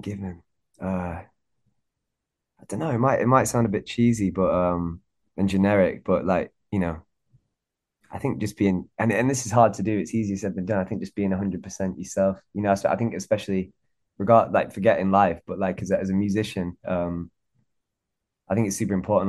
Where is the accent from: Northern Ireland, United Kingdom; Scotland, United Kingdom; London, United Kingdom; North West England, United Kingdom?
North West England, United Kingdom; Warrington; I'm from Warrington in England, which is like a small town. Uh, it's slap bang in the middle between Manchester and Liverpool.